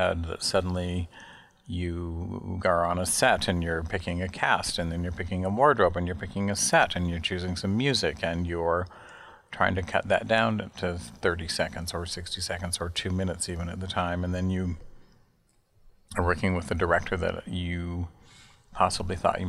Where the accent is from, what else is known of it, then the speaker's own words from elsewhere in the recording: Salt Lake City, Utah, United States; moved away as an adult; also born or lived in Chicago; now in New York, United States; I'm from Salt Lake City, Utah. I grew up in the Mountain West of the United States